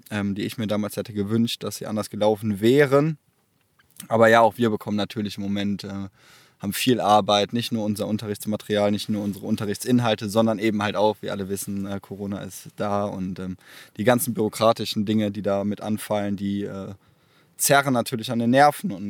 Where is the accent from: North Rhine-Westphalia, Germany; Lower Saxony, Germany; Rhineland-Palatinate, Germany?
North Rhine-Westphalia, Germany; Erftstadt; Ich komme aus Erftstadt bei Köln